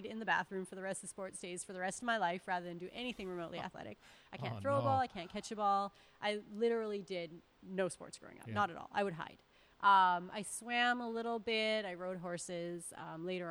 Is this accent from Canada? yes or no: yes; Northern Alberta, Canada; I'm from Northern Alberta